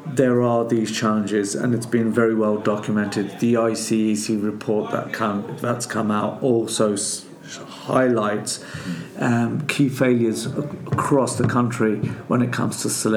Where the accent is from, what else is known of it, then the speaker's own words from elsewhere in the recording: Luton, East of England, United Kingdom; I grew up in Tintown, which is a part of Luton where there was quite a lot of racism